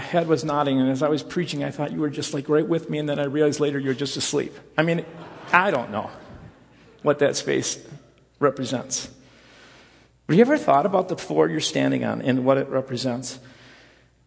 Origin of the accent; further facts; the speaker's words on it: Rockford, Illinois, United States; I grew up in the Rockford area